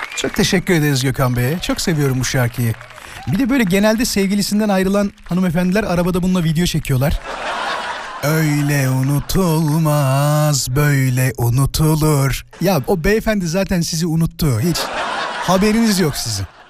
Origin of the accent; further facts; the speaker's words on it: İzmit, Kocaeli, Turkey; moved away; İzmit'e gittim, memleketime gittim.